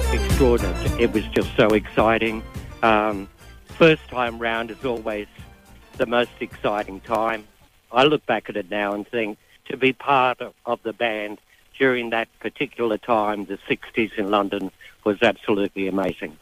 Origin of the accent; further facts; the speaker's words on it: Brisbane, Queensland, Australia; coming from Brisbane